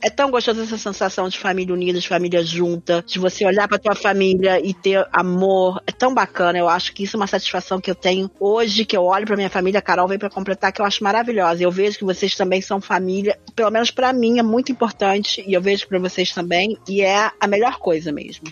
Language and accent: Portuguese; Argentina; now in Brazil; eu sou argentina